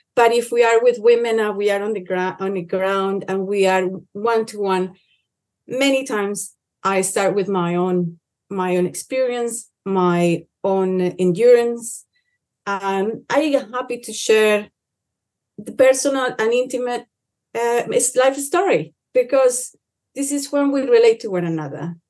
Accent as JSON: {"language": "English", "region": "Cauca", "country": "Colombia", "tie": "born or raised there", "said": "where I come from. I come from Colombia, Cauca, um, in a very small village"}